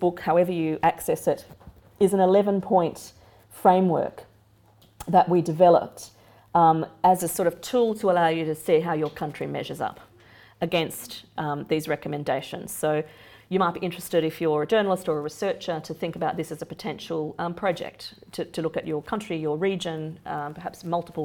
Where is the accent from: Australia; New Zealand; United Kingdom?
Australia; moved away; my home country